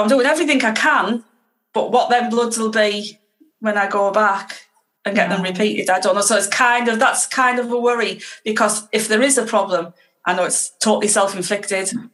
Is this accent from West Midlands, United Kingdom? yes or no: no; Teesside, North East England, United Kingdom; I'm from Teesside, which is in the northeast of the UK